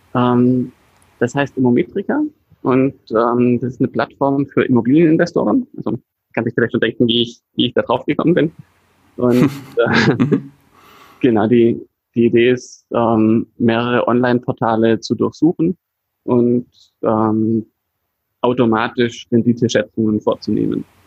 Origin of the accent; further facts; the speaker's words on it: Swabia, Baden-Württemberg, Germany; als Schwabe